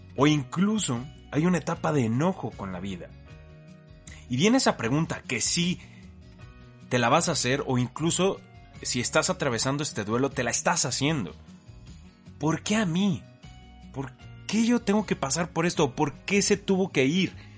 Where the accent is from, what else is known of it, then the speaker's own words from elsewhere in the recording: Mexico; como mexicano sí sé